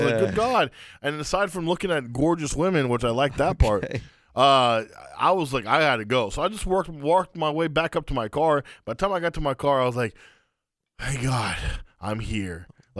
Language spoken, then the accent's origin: English; Arlington, Texas, United States; born or raised there